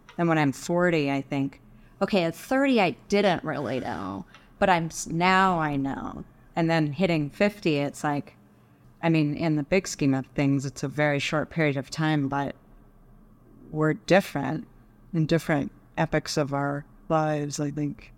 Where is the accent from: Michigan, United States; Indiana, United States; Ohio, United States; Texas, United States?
Texas, United States; Dallas; also born or lived in Boulder, Colorado; now in Colorado, United States; I grew up in Dallas.